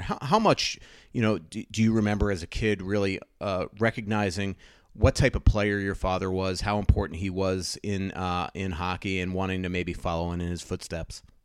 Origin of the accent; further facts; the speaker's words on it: Boca Raton, Florida, United States; Boca Raton, Florida, my hometown